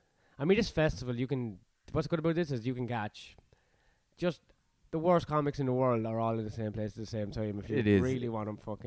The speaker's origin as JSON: {"language": "English", "country": "Ireland", "said": "But I'm Irish indigenous."}